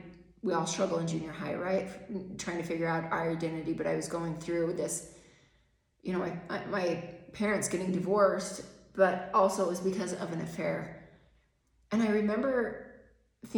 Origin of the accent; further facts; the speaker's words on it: Spanish Fork, Utah, United States; I was raised in Spanish Fork with my mom and stepdad